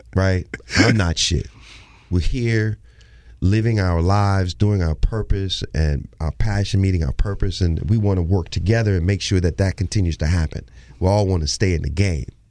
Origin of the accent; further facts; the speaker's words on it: Houston, Texas, United States; moved away; I'm from Houston